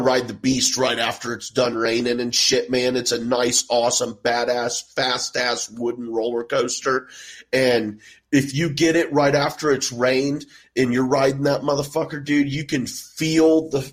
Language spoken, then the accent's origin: English; Houston, Texas, United States; moved away; I grew up in Houston